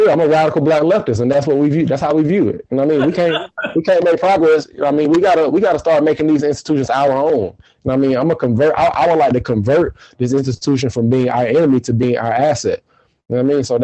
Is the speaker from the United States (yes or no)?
yes; Durham, North Carolina, United States; born or raised there